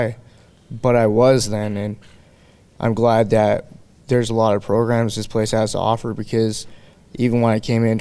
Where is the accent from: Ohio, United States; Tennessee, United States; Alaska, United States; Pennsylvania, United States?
Alaska, United States; Anchorage; I'm from Anchorage, Alaska